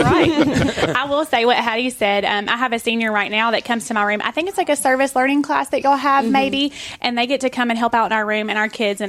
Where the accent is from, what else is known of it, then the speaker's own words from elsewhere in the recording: Santa Fe, United States; also born or lived in Mount Pleasant; I'm a graduate from Santa Fe. I went K through 12 here, so it's nice to be back home.